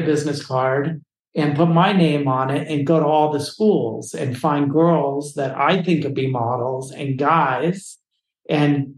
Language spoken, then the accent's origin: English; California, United States; I come from a family from the West Coast here in California